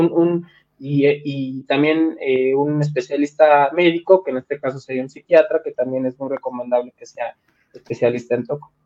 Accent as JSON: {"language": "Spanish", "country": "Mexico", "said": "soy mexicano, soy latino, tengo otras costumbres"}